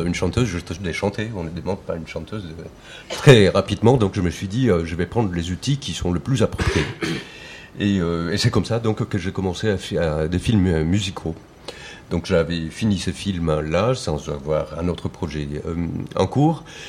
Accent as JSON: {"language": "French", "country": "Colombia", "tie": "born or raised there", "moved": "as an adult", "lives_now": "France", "said": "Je, suis colombien. Je suis né en Colombie en 1975. Je suis arrivé en France en 99."}